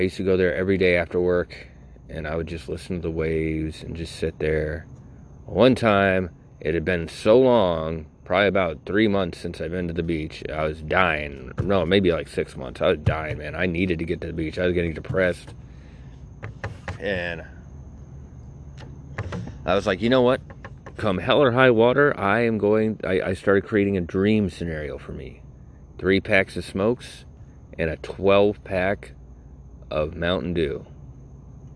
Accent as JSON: {"language": "English", "town": "Naples", "region": "Florida", "country": "United States", "tie": "born or raised there", "also_born_or_lived": "Greenwich, Connecticut", "said": "I was born in Greenwich, Connecticut, but I was raised here. I was raised in Collier County, in Naples, East Naples, in Lakewood"}